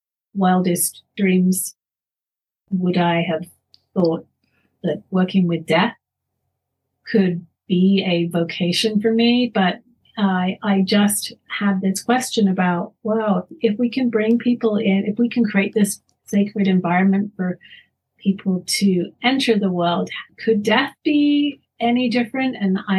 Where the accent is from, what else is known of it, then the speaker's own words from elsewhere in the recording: London, United Kingdom; also born or lived in Canada; now in Colorado, United States; I grew up in London, and my mother wanted to be close to her parents